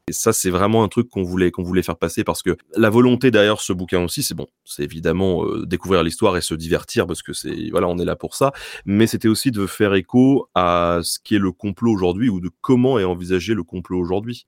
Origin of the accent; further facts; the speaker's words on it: Tours, Centre-Val de Loire, France; on vient de Tours. Euh, j'habite pas très loin d'Amboise